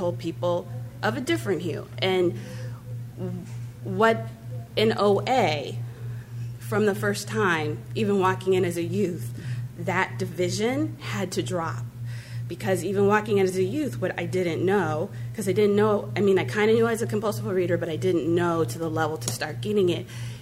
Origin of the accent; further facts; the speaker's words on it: Santa Monica, California, United States; I grew up in Santa Monica